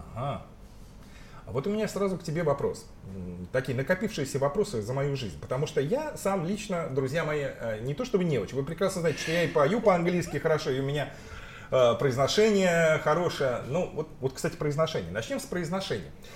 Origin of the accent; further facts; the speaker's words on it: Russia; moved away; в нашей регионе, э, где вот мы родились с тобой в России